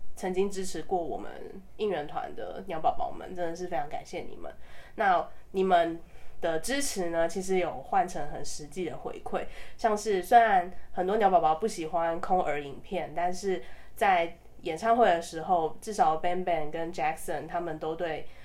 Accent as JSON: {"language": "Chinese", "country": "Taiwan", "said": "身为台湾人，我真的非常自豪啦"}